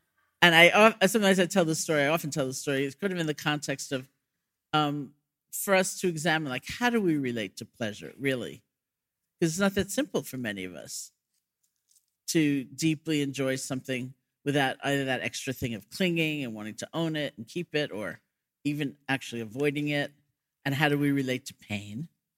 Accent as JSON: {"language": "English", "town": "New York City", "region": "New York", "country": "United States", "tie": "born or raised there", "moved": "yes", "said": "And I grew up in New York City"}